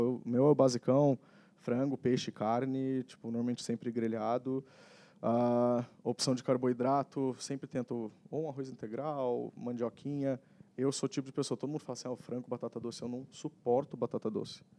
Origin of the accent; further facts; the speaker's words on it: Taubaté, São Paulo, Brazil; sou natural lá de Taubaté